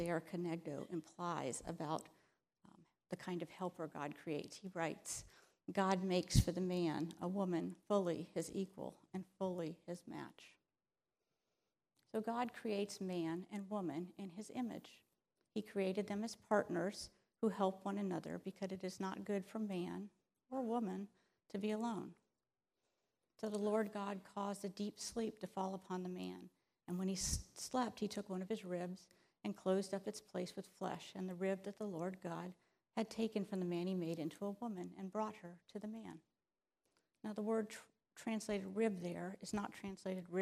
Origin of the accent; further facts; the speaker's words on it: Florida, United States; I'm from Florida